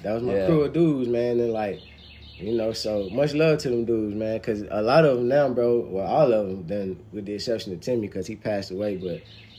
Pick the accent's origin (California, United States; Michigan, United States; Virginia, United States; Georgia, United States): Georgia, United States; Douglasville; when I was growing up in Douglasville